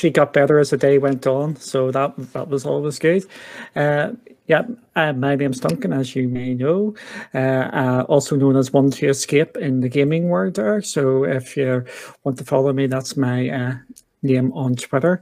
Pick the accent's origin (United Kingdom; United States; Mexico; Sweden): United Kingdom; Northern Ireland; accent: Northern Irish; I'm over here in the UK and in Northern Ireland. So if you've got trouble with my accent, just tell me and I will try and speak a bit more clearly, because I know a lot of people struggle with our accent over here